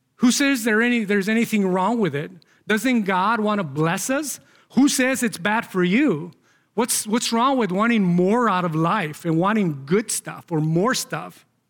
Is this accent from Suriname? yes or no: no; Mexico; moved away; growing up in Mexico